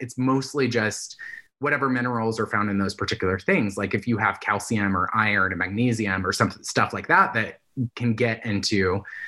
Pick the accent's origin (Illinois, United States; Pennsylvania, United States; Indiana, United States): Indiana, United States; now in California, United States; where I grew up in Indiana